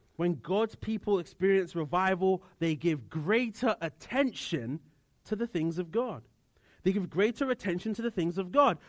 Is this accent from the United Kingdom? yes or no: yes; United Kingdom; moved away; I come from the United Kingdom